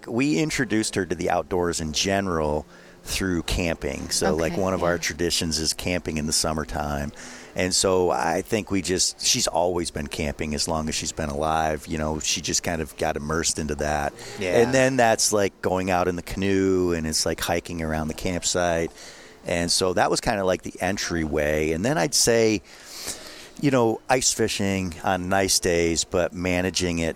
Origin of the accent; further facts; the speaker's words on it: New York, United States; I'm from New York